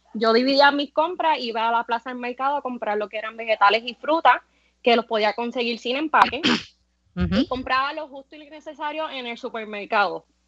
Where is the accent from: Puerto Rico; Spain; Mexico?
Puerto Rico; San Sebastián; moved away as an adult; now in Cabo Rojo, Puerto Rico; De San Sebastián, eh, hace tres años que estoy viviendo en Cabo Rojo